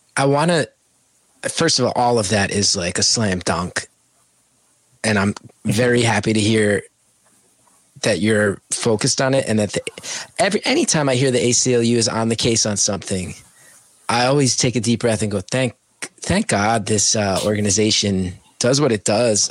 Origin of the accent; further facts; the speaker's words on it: West Orange, New Jersey, United States; now in Morris County, United States; I grew up on Allen Street in ah. West Orange